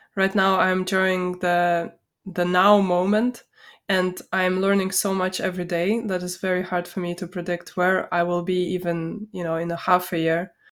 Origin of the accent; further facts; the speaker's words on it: Vilnius, Vilnius County, Lithuania; I grew up, um, I was born in, um, Vilnius, Lithuania.